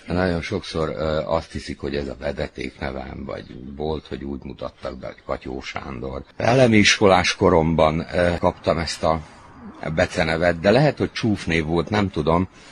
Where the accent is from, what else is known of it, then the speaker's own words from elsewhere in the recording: Čoka, Vojvodina, Serbia; also born or lived in Novi Kneževac; Itt töltöttem a, a gyerekkorom nagy részét, ugye az általános iskolát, itt fejeztem be